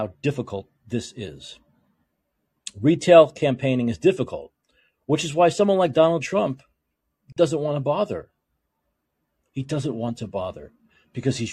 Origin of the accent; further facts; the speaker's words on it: New York, United States; moved away; I was from New York